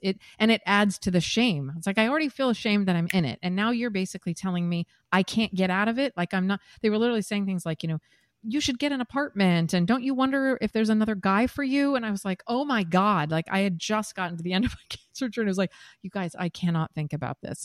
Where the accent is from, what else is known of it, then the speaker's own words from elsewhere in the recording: Seattle, Washington, United States; moved away as an adult; also born or lived in Midwest / New York; now in San Diego, United States; I'm from the Midwest originally, grew up in Seattle